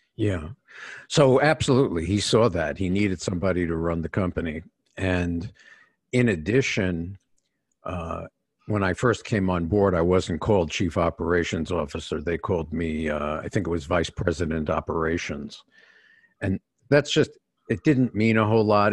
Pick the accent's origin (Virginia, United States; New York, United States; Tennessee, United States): New York, United States; New York City; I was born in New York City